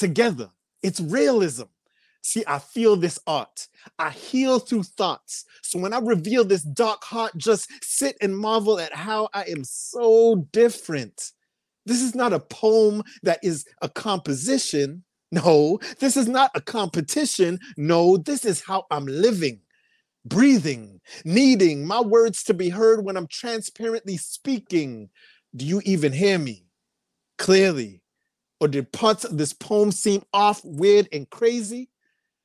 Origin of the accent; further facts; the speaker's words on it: Toronto, Ontario, Canada; I'm also from Toronto, Canada